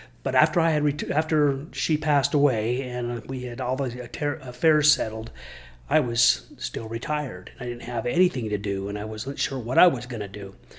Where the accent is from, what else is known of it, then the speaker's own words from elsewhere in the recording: Midvale, Utah, United States; also born or lived in Draper, Utah; I grew up in Draper, Midvale area. I grew up in Midvale for the first 13 years of my life and then Draper the rest of my life. And so that's back when Draper was a farm town and I loved it.